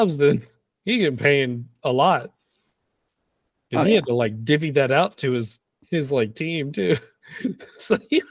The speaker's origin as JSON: {"language": "English", "region": "Texas", "country": "United States", "said": "I'm from Texas."}